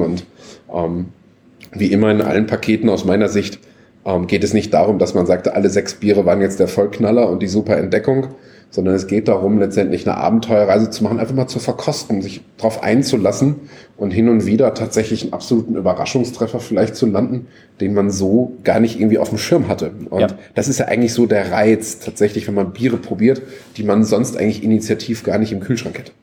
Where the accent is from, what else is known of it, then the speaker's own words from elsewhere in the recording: North Rhine-Westphalia, Germany; ich bin ja Westfale, kenne Schützenfeste